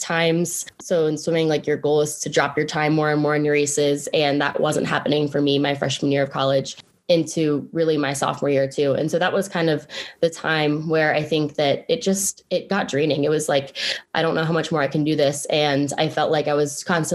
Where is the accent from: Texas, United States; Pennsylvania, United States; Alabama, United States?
Pennsylvania, United States; Pittsburgh; also born or lived in Blacksburg, Virginia / Roanoke, Virginia; I grew up in Pittsburgh, Pennsylvania